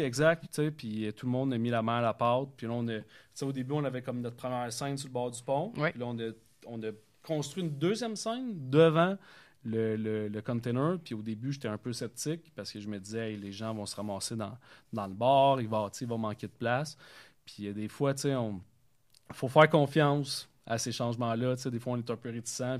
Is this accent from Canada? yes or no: yes; Vaudreuil-Dorion, Quebec, Canada; je viens de la Cité des Jeunes. Euh, j'ai joué au football là-bas pendant cinq ans